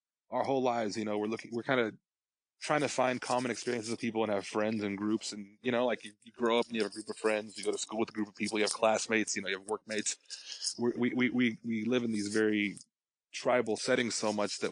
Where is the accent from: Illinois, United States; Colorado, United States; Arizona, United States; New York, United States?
Colorado, United States; moved away; I grew up in Colorado